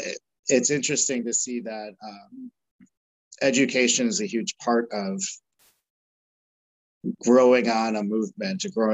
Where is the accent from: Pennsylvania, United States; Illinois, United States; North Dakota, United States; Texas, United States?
Illinois, United States; Chicago; growing up in Chicago, we went to a local Montessori school